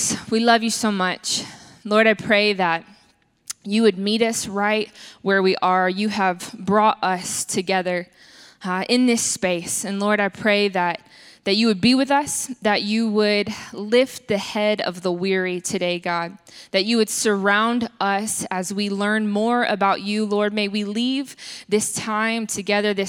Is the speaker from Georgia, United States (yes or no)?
yes; Atlanta, Georgia, United States; I am from South Atlanta, and we call our grandmothers mamas